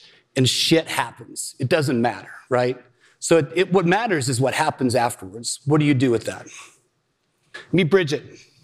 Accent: Illinois, United States; I grew up in Illinois

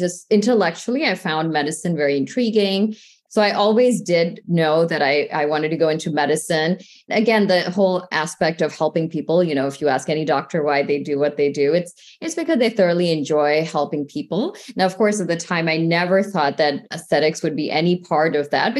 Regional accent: St. Louis, Missouri, United States; I grew up in the Midwest in the St. Louis area

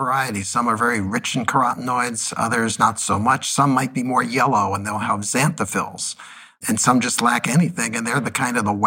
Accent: New Jersey, United States; I grew up in New Jersey, didn't come from a farm

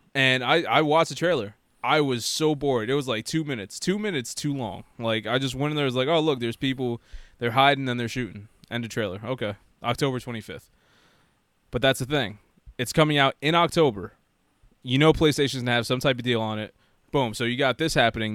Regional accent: United States; I was born in America

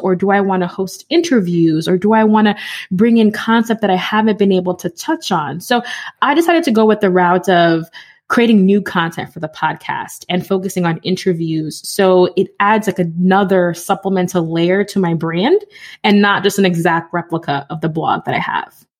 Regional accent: New York City, New York, United States; now in Connecticut, United States; I grew up in the Bronx.

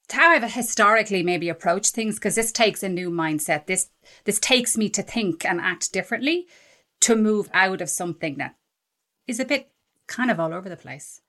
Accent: Ireland; I'm Irish

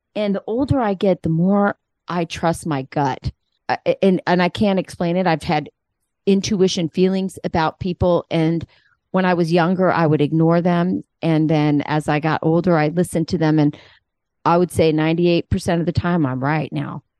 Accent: Arizona, United States; I'm from Arizona

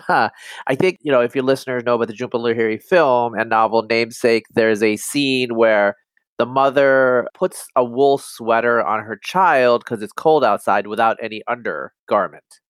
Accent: La Grande, Oregon, United States; moved away as an adult; also born or lived in upstate New York / Berkeley / Portland / Bangladesh; I grew up in Union County in eastern Oregon in the northeast

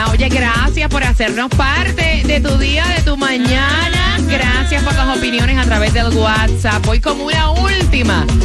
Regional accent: Havana, Cuba; moved away; De Cuba, mami.

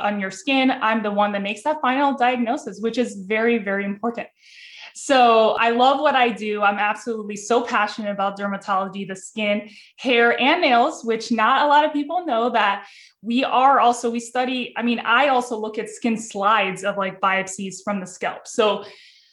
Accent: Cleveland, Ohio, United States; I'm born and raised in Cleveland, Ohio.

